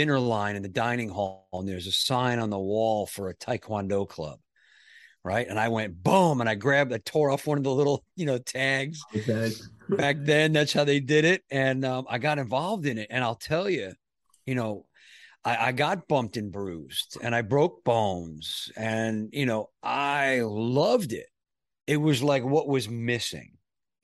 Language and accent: English; New York, United States; I grew up in New York